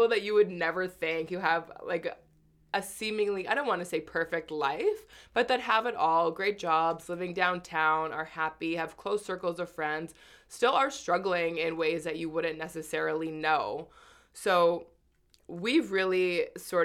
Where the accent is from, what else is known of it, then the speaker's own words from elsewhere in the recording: Winnipeg, Manitoba, Canada; now in Toronto, Canada; from Winnipeg, where I'm originally from.